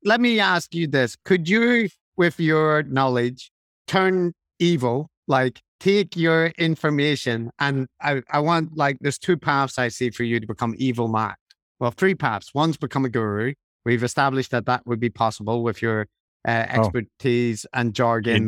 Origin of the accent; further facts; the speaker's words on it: Belfast, Northern Ireland, United Kingdom; moved away; also born or lived in London; I grew up in Belfast